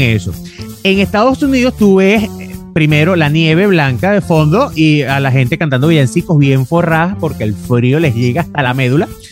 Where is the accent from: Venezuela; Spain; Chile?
Venezuela; moved away; somos venezolanos